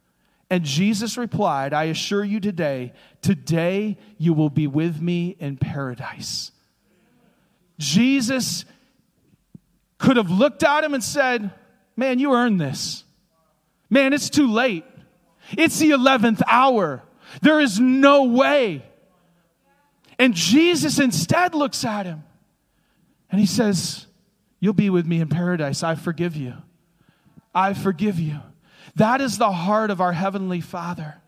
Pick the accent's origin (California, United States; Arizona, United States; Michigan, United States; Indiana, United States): Michigan, United States; the Thumb of; where I grew up in the Thumb of Michigan.